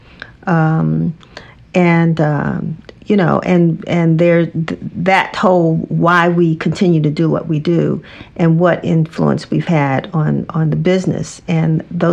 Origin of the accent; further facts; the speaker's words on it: Washington, District of Columbia, United States; growing up in Washington, D.C.